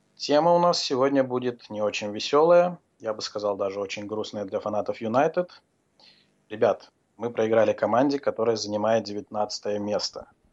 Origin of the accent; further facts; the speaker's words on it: Azerbaijan; Я сам из Азербайджана